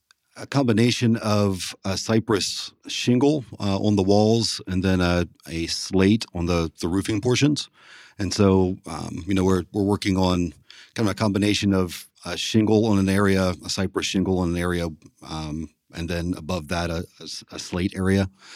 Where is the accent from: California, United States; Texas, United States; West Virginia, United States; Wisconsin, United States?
West Virginia, United States; Huntington; also born or lived in Columbus, Ohio; Well, I grew up just outside of Huntington, West Virginia. I attended school up to the high school in Huntington, and then I moved to Columbus, Ohio to attend Columbus College of Art and Design.